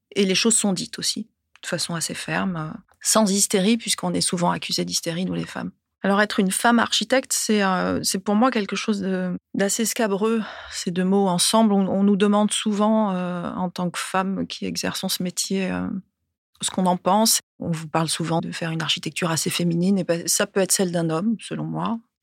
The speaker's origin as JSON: {"language": "French", "town": "Ajaccio", "region": "Corsica", "country": "France", "tie": "born or raised there", "also_born_or_lived": "Paris, France", "moved": "as an adult", "lives_now": "Aix-en-Provence, France", "said": "J'ai grandi dans une école euh, plutôt sauvage euh, sur la rive sud d'Ajaccio, que j'ai quittée ensuite pour aller au lycée Fèche à Ajaccio"}